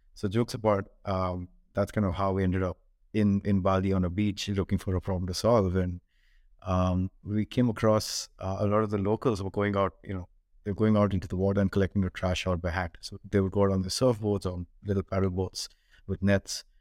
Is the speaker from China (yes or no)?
no; Bangalore, Karnataka, India; moved away as an adult; also born or lived in Hong Kong; I grew up in India, in Bangalore